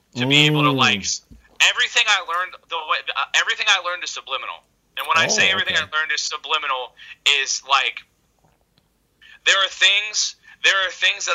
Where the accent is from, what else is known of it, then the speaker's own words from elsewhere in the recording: Tampa, Florida, United States; that's where I was raised. I was raised in Tampa